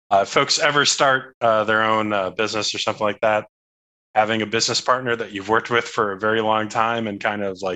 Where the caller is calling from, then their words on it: Chicago, Illinois, United States; I'm calling from Chicago, Illinois.